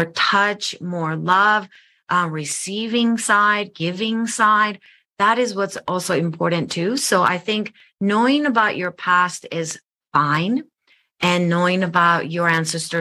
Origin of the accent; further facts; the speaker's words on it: Japan; now in United States; I'm from Japan. I grew up in Japan.